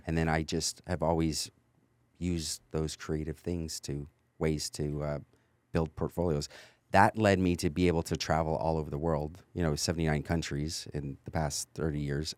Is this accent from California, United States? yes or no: yes; California, United States; moved away as an adult; also born or lived in North Texas; now in Texas, United States; my family's from North Texas, but I was raised in California.